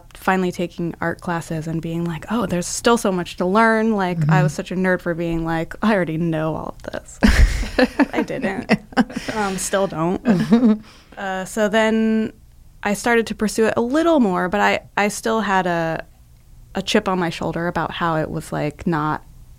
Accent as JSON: {"language": "English", "region": "Florida", "country": "United States", "said": "I'm from Florida."}